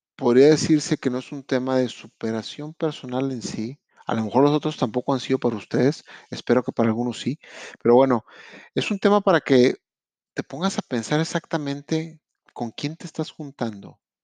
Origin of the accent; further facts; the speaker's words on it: Monterrey, Nuevo León, Mexico; moved away as an adult; now in Quebec, Canada; soy de Monterrey, Nuevo León, México